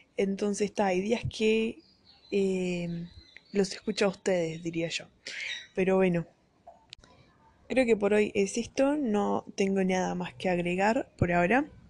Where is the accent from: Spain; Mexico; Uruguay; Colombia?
Uruguay; accent: Uruguayan (yo me llamo, sheísmo); Spanish is a second language; now in Brazil; soy brasilera y estuve viviendo la mitad de mi vida acá en Brasil y la otra mitad en Uruguay